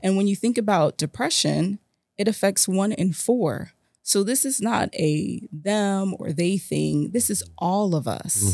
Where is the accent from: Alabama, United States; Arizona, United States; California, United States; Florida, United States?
Florida, United States; South; South Florida is my hometown